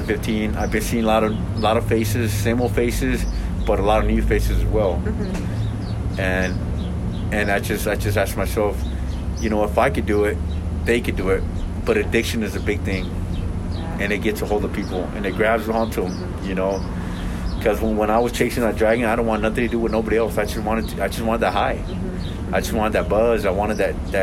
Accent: Elko, Nevada, United States; also born or lived in Los Angeles, California; now in Salt Lake City, United States; when I grew up in Elko, Nevada, me and my native brothers

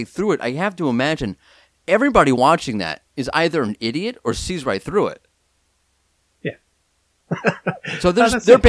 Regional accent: United States; now in Israel; I'm an American

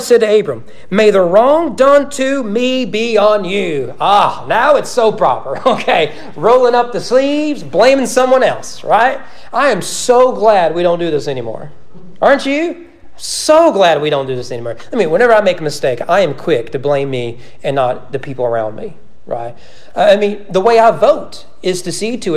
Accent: the South, United States; I'm a Christian from the South

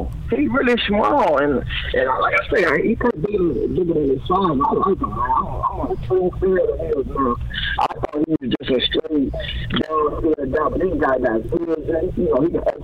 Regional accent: Tennessee, United States; moved away as an adult; I'm from Tennessee, and I'm the number one player coming out of the state

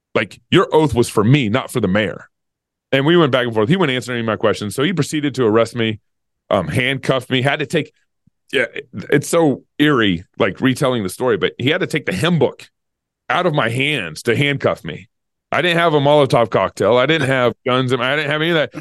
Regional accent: United States; I'm an American

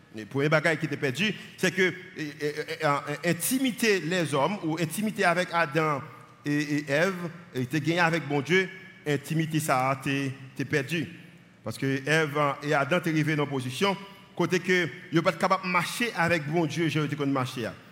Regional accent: Haiti; je suis haïtien

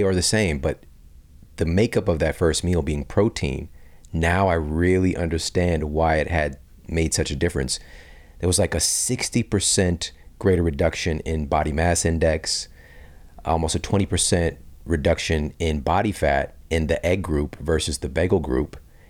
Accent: St. Louis, Missouri, United States; there was a study done by some researchers at St. Louis University, you know, my hometown

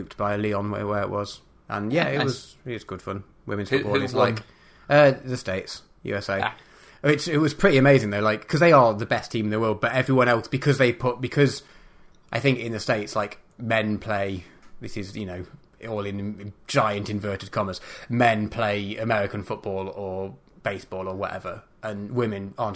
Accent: United Kingdom; being British

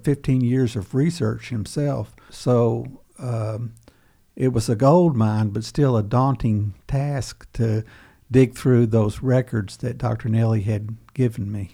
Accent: Webster County, Western Kentucky, United States; growing up in Webster County in Western Kentucky

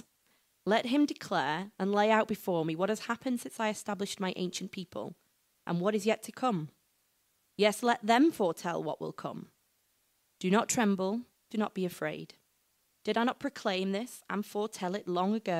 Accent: United Kingdom; we are British

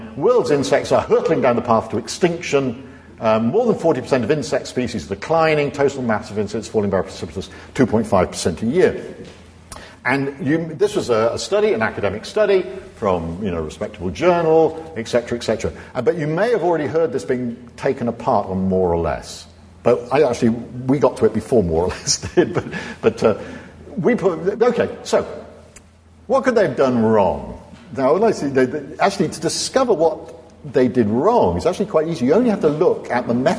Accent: North Devon, South West England, United Kingdom; I come from North Devon, and I've got a little flat in Ilfracombe where I'm going to spend my dotage

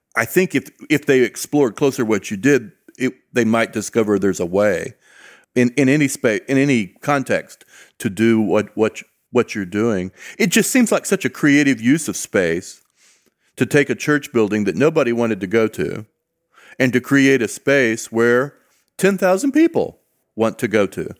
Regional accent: Southern California, United States; I grew up in Southern California

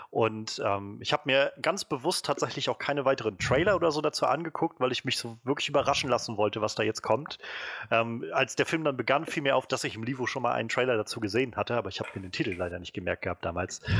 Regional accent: Röbel, Mecklenburg-Vorpommern, Germany; das fast auf den Punkt genauso aus wie in der Nähe von Röbel, wo ich aufgewachsen bin.

